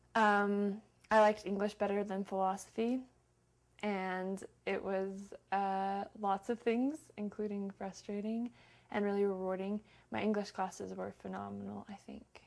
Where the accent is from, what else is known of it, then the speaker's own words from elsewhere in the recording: Salt Lake City, Utah, United States; Salt Lake City, Utah